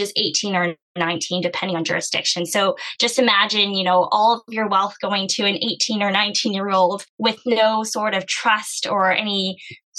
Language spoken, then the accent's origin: English; Canada; I come from an Asian background, but I was born in Canada